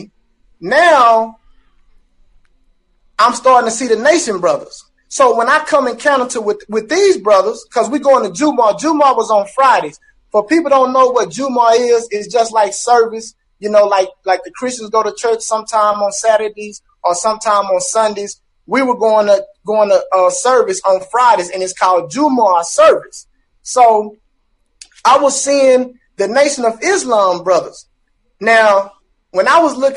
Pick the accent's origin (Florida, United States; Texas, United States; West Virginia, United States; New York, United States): Texas, United States; Dallas; I'm from Dallas